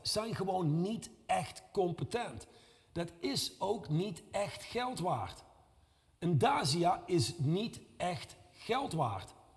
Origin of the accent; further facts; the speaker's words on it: Reusel, North Brabant, Netherlands; ik kom uit Reuzel.